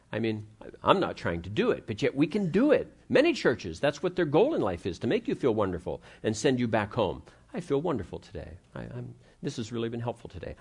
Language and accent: English; Ohio, United States; I grew up in Ohio